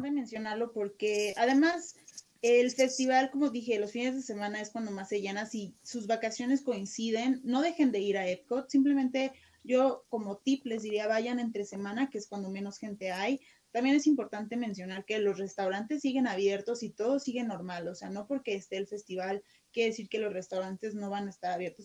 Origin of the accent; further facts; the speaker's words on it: Mexico; nosotros como mexicanos